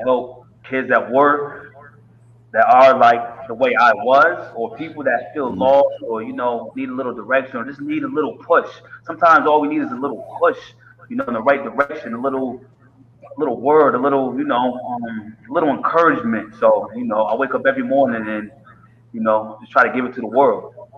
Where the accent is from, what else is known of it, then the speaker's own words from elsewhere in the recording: Middletown, Connecticut, United States; also born or lived in Hartford, Connecticut; I grew up from Middletown, Connecticut. Um, I was born in Hartford.